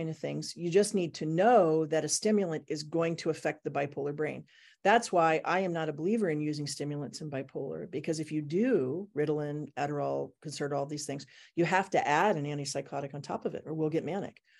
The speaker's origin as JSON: {"language": "English", "town": "Portland", "region": "Oregon", "country": "United States", "also_born_or_lived": "Japan / Thailand", "said": "I'm from Portland, Oregon"}